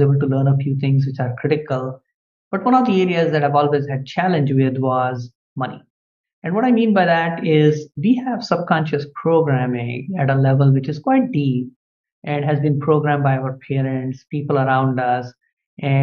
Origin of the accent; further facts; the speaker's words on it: India; moved away as an adult; now in United States; I was born in India and my parents were quite poor.